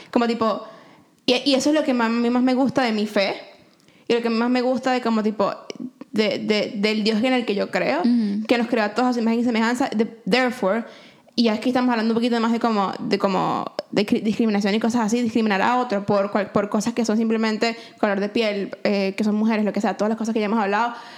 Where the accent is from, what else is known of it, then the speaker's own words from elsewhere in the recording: Venezuela; now in Canada; mi mismo upbringing en Venezuela